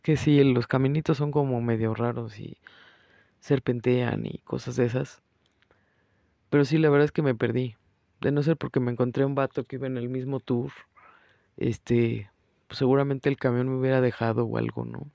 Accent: Mexico; moved away; pese a ser mexicana, orgullosamente, soy una mexicana que no come picante

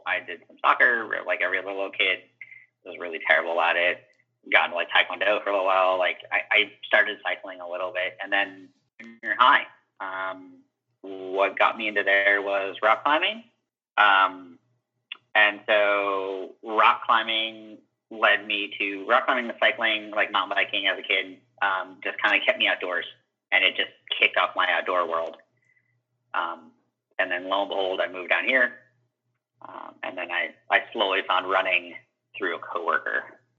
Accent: Ohio, United States; also born or lived in Cincinnati / Dayton; I was like in Ohio, so I moved between Cincinnati and Dayton, Ohio, and then was there for a little past college

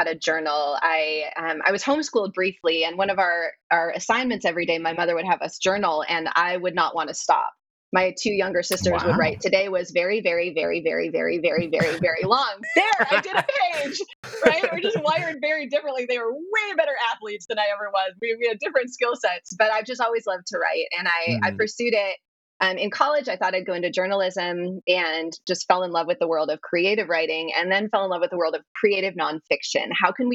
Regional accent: North Woods of Wisconsin, United States; I grew up in the North Woods of Wisconsin. I'm a Midwesterner at heart

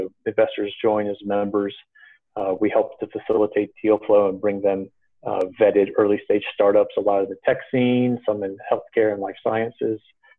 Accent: Aiken, South Carolina, United States; But then we landed in Aiken, South Carolina, while I was in sixth grade. And that's where my parents still are.

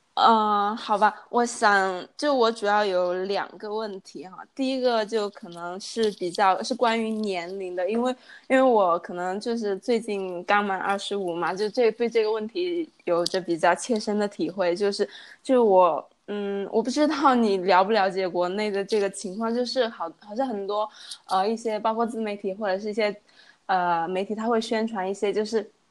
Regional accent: China; moved away as an adult; also born or lived in Chengdu; now in Chongqing, China; 小时候在乡下长大嘛，然后 呃，就跟着从初中、高中到上，因为我没有上过本科，然后是读的专科，然后就是基本上从小镇到县城再到，呃，成都，然后之后在成都，呃，有了第一份工，呃，大概工作了三年，是在一个外企当一个文员

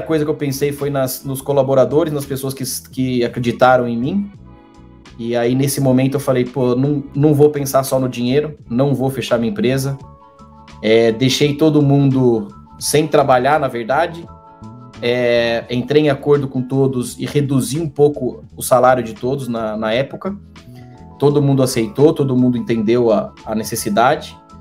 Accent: Brazil; moved away as an adult; Eu saí do Brasil com esse cargo

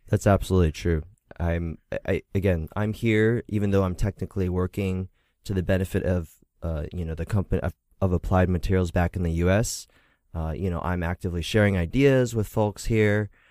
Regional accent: Philadelphia, Pennsylvania, United States; I was born in Philadelphia, Pennsylvania, and it was predominantly a uh, a very white community

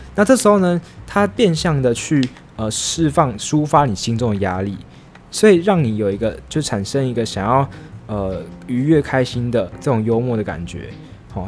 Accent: Taiwan; 像是我们台湾人

